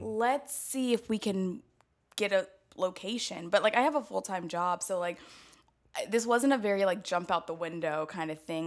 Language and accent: English; Atlanta, Georgia, United States; also born or lived in Chicago; now in New York City, United States; from Atlanta, both my parents are preachers